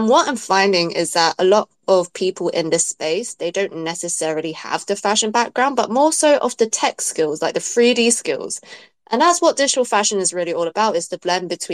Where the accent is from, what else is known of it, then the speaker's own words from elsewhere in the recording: London, United Kingdom; I was born in London. My parents are from Hong Kong, so I'm British Chinese.